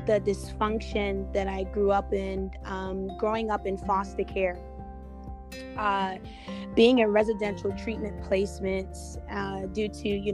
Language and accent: English; New York City, New York, United States; now in Bradenton, United States; I'm originally from Brooklyn, New York. And so I live in Florida, Bradenton, Florida.